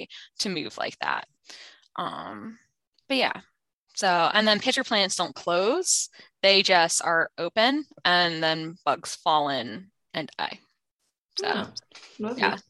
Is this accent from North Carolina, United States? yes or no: yes; North Carolina, United States; also born or lived in Finland; I was born in Finland, but I was raised in North Carolina. I've been in North Carolina my whole life